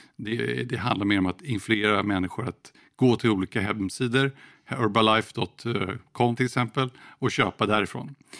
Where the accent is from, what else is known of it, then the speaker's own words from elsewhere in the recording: Sweden; Här hemma i Sverige